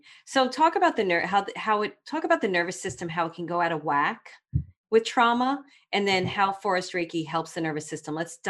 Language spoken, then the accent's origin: English; Brooklyn, New York, United States; And I grew up in Brooklyn.